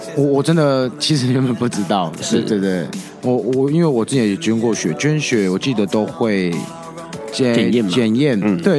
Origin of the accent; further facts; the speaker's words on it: Taiwan; 我自己在台湾长大